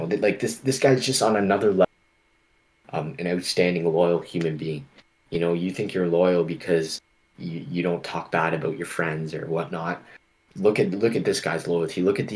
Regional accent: Canada; it makes me proud to be a Canadian. It makes me, want to go above and beyond as a Canadian.

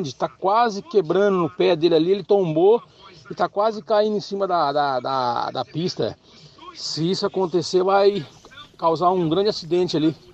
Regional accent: Rolândia, Paraná, Brazil; sou de Rolândia

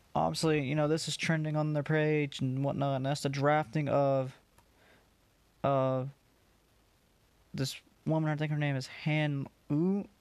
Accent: Georgia, United States; I'm from Georgia

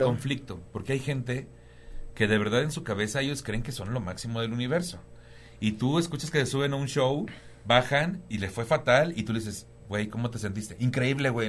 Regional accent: Tampico, Tamaulipas, Mexico; moved away as an adult; also born or lived in Cuernavaca / Cancún / Playa del Carmen; now in Mexico City, Mexico; Pues yo soy de Tampico, Tamaulipas, ¿no? Ya llevo, me salí hace muchos años de ahí

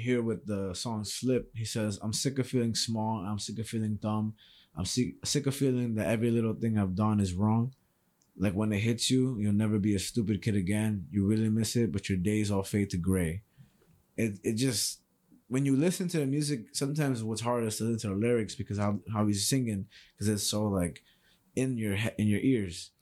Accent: New York City, New York, United States; I'm from New York City

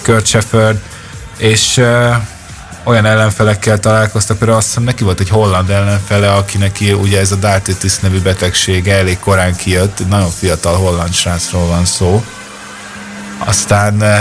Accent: Hungary; magyarok vagyunk

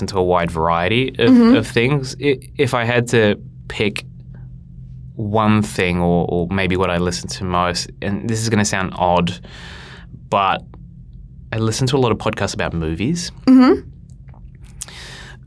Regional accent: Uruguay; Being Uruguayan

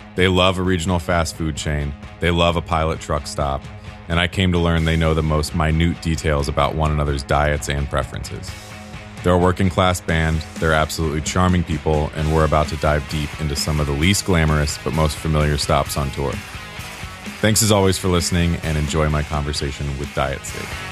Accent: Ohio, United States; I grew up in Ohio

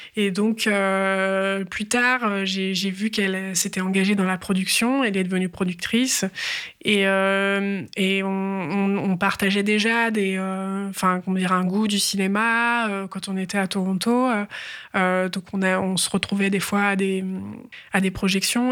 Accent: France; en tant que Française

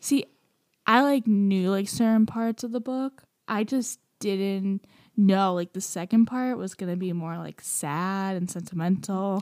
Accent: Romania; moved away; I'm from Romania

